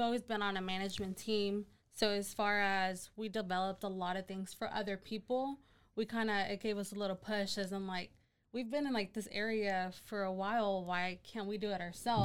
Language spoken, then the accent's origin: English; Hillsboro, Texas, United States; now in Waco, United States; I was actually born here in Hillsboro